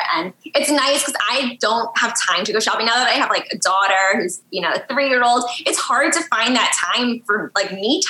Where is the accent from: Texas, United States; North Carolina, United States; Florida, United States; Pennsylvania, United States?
Florida, United States; Tampa; also born or lived in New York / Miami; I grew up in Florida